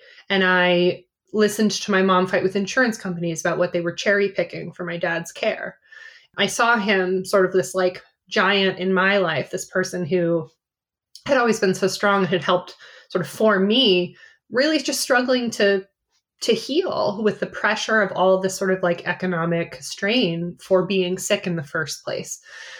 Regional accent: Cedar Rapids, Iowa, United States; also born or lived in New England; I was born in New England. But I have lived all over the country, West Coast, Midwest. I really consider myself somebody who grew up in the Midwest. I went to high school in Cedar Rapids, Iowa.

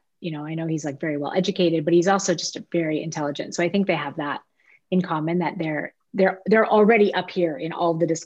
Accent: Toronto, Ontario, Canada; moved away; I'm from Toronto originally

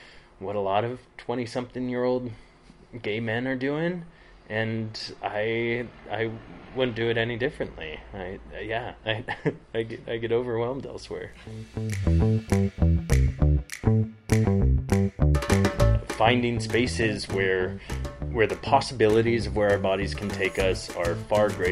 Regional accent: Front Range of Colorado, United States; moved away as an adult; also born or lived in Berlin / London / San Francisco; now in Southern Utah, United States; I grew up on the Front Range of Colorado.

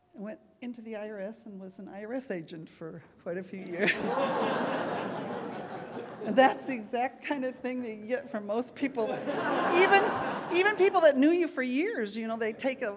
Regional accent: St. Louis, Missouri, United States; moved away as an adult; also born or lived in Connecticut; I grew up in St. Louis

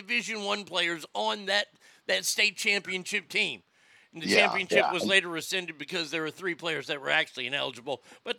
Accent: Texas, United States; I grew up in Texas, where high school football is king.

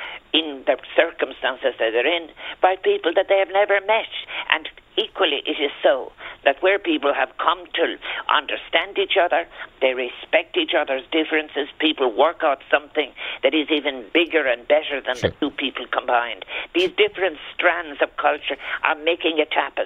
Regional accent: Ireland; we are Irish

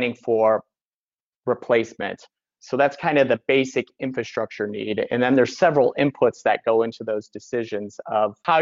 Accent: Northwest Ohio, United States; moved away as an adult; also born or lived in East Coast; Originally in Northwest Ohio, I grew up on the Great Lakes.

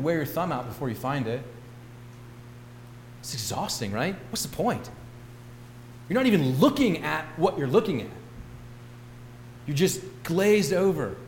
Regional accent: St. Louis, Missouri, United States; I grew up in West County, St. Louis

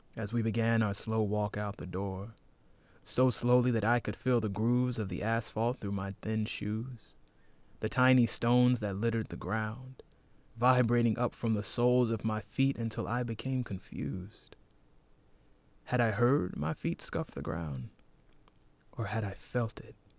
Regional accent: North Carolina, United States; moved away; I'm from North Carolina.

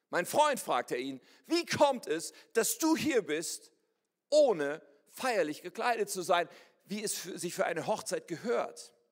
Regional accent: Ennepetal, North Rhine-Westphalia, Germany; ich bin aufgewachsen in Ennepetal, das kennt ihr wahrscheinlich nicht, aber wie das Wort schon sagt, ist es da ein Tal und da gibt es auch Berge. Und da gibt es einen Stadtteil, der heißt Rüggeberg. Ennepetal, Rüggeberg. Rüggeberg liegt da oben, wir wohnten da unten.

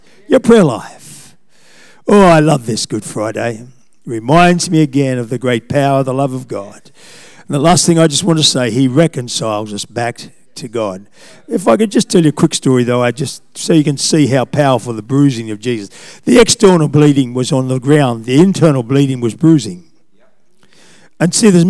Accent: Australia; I'm an Australian

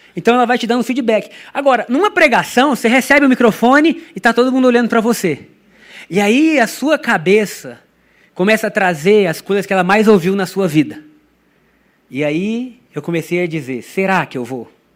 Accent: Brazil; first language Portuguese; eu sou brasileiro, no meu país a gente fala português

